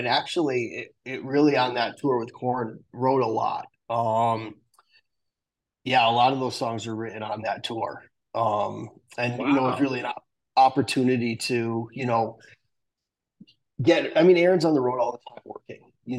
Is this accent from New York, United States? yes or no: yes; Manhasset, New York, United States; born there; Yes. Eastern. I was born on Long Island.